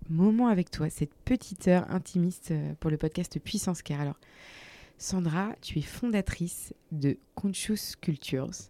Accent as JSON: {"language": "French", "region": "Brittany", "country": "France", "accent": "Breton", "moved": "yes", "lives_now": "Bordeaux, France", "said": "avec mon accent breton"}